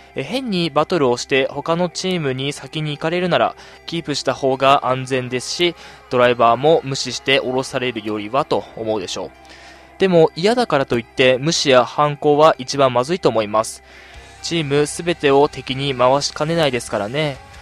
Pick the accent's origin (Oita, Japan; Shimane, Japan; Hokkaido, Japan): Hokkaido, Japan; Sapporo; 地元の札幌の、えー、大学に入学いたしまして